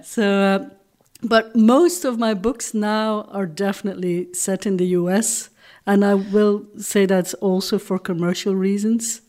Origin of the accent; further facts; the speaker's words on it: Flanders, Belgium; first language Dutch; English is a second language; moved away; also born or lived in Hong Kong; I'm from Belgium